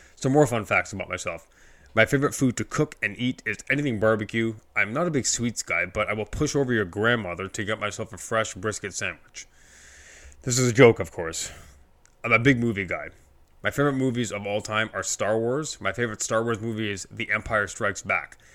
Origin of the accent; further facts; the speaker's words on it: Scarborough, Ontario, Canada; I was born in Scarborough, Ontario, Canada